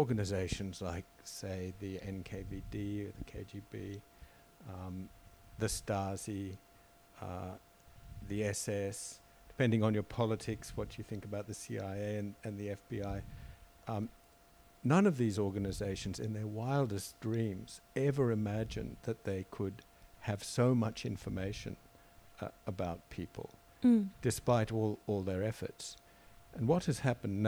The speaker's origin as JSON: {"language": "English", "country": "Australia", "said": "I'm an Australian citizen"}